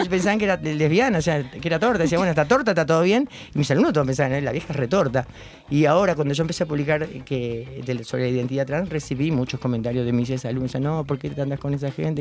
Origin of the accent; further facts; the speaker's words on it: Pilar, Buenos Aires Province, Argentina; yo soy de Pilar, venía de Pilar